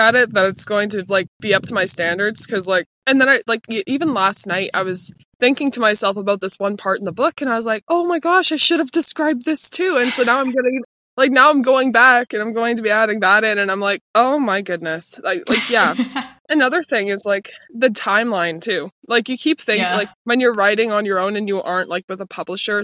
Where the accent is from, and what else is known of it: Ontario, Canada